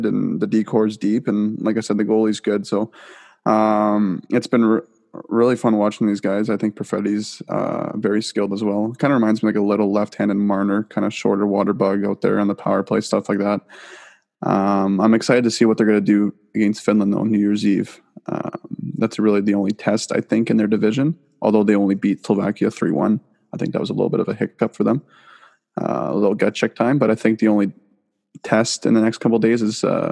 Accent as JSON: {"language": "English", "country": "Canada", "said": "us being Canadian"}